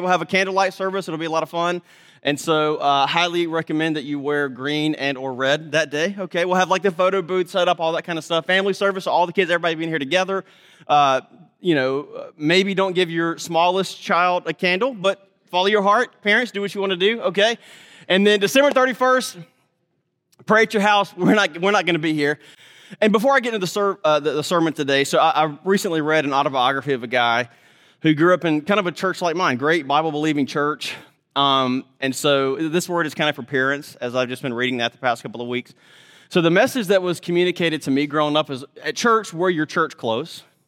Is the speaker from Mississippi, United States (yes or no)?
yes; Mississippi, United States; I'm from Mississippi